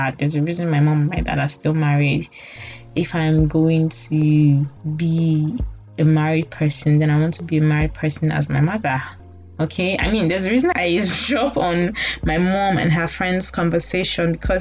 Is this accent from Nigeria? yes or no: yes; Nigeria; I'm talking as a Nigerian from a background that, you know, my parents paid my school fees